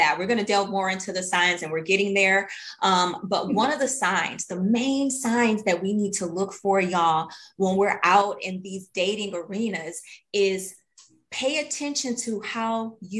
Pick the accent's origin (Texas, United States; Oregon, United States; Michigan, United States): Michigan, United States; Detroit; a little girl growing up in Detroit